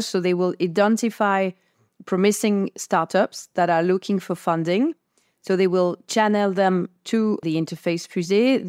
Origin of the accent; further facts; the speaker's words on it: France; I come from France